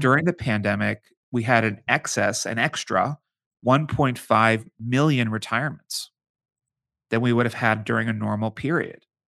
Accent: Pittsburgh, Pennsylvania, United States; moved away as an adult; now in Washington, D.C., United States; I'm from Pittsburgh, Pennsylvania.

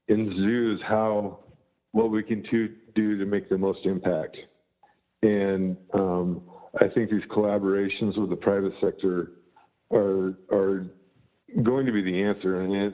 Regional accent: Nebraska, United States; moved away as an adult; also born or lived in Florida; I grew up in Nebraska.

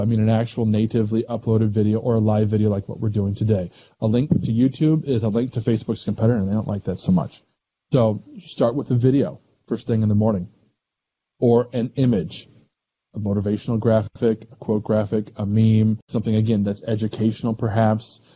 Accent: Missouri, United States; I'm from Missouri too

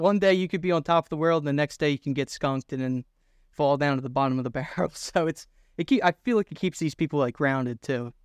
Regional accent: Philadelphia, Pennsylvania, United States; I'm from Philadelphia

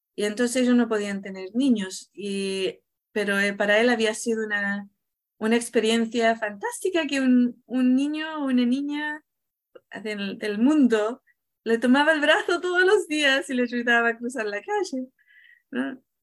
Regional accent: Chile; yo vengo de, yo nací en Chile

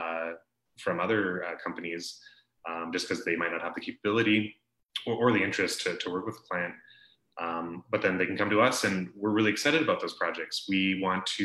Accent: Calgary, Alberta, Canada; moved away as an adult; now in Okanagan, Canada; I'm from Calgary originally. I moved here 8 or so years ago

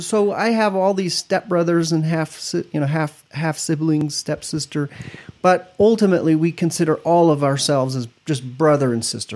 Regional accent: Parma, Idaho, United States; also born or lived in Stuttgart, Germany / Oklahoma / Weiser, Idaho; mostly I grew up in Parma, which is not too far from Weezer or Boise

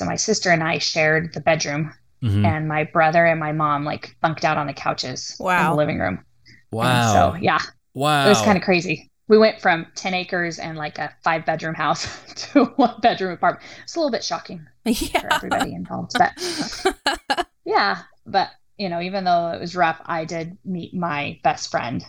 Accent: San Diego, California, United States; born there; I was born in San Diego, California

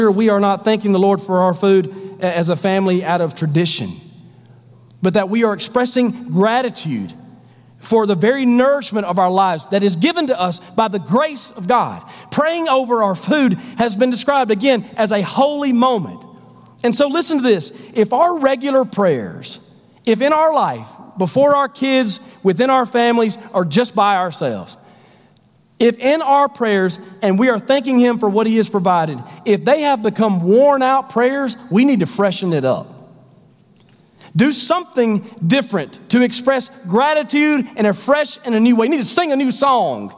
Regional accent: the South, United States; I grew up in the South.

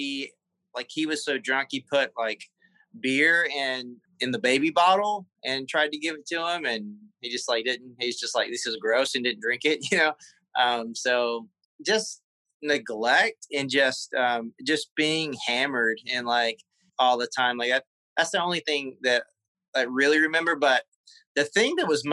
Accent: South Carolina, United States; moved away; also born or lived in Charlotte, North Carolina / Los Angeles; I'm from South Carolina, but we lived on the state line, and the town was so small

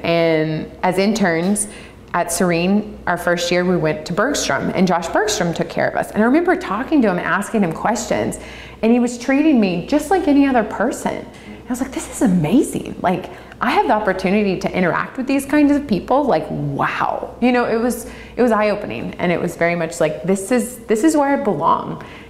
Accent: the South, United States; Growing up in the South, your community is everything.

